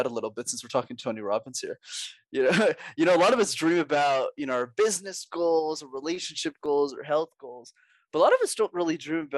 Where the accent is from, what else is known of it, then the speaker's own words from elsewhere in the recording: Montreal, Quebec, Canada; I'm born and raised in Montreal. So I learned French there and I still live there today.